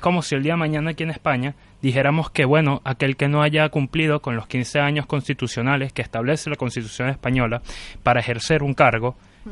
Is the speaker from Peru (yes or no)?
no; Venezuela; tenemos los venezolanos